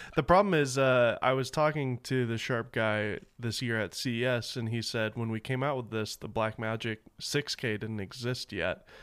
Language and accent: English; Nashville, Tennessee, United States; moved away; And we're both Southern boys. I'm from Nashville